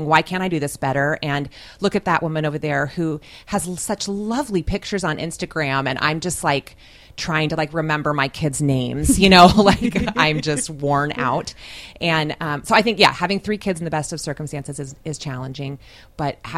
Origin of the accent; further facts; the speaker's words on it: San Diego, California, United States; moved away as an adult; also born or lived in Bahrain; I'm from San Diego